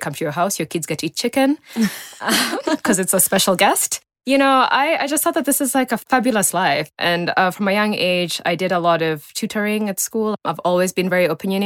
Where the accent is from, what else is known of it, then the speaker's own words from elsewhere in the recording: Nairobi, Kenya; also born or lived in United States; I was born in Nairobi. I don't want to date myself too much. And I grew up in Lenana Road, actually.